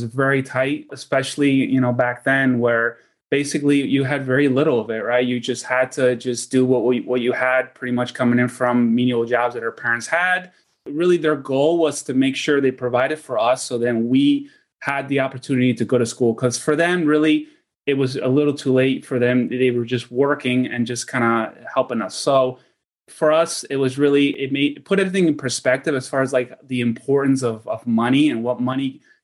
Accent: New York City, New York, United States; also born or lived in Argentina; my family, we emigrated from Argentina back in the late 80s to New York City, and that's kind of like where we settled.

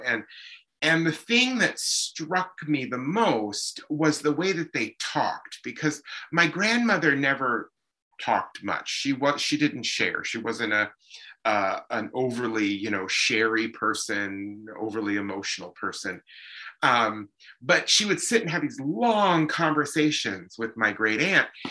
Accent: Emmaus, Pennsylvania, United States; also born or lived in Allentown, Pennsylvania / Lehigh Valley, Pennsylvania; now in Chippewa Valley, United States; I was born in Allentown, uh, but then raised in Emmaus

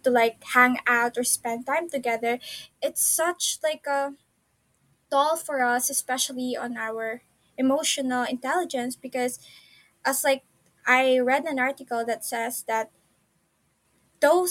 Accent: Philippines; I grew up in the Philippines

